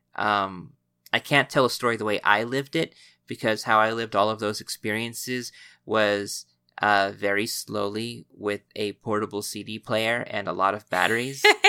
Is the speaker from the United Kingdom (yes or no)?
no; United States; we are American